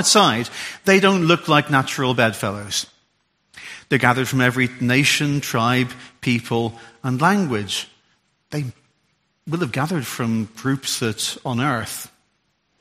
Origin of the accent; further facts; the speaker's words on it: Ulster, Northern Ireland, United Kingdom; also born or lived in Derbyshire; now in Solihull, United Kingdom; I'm an Ulsterman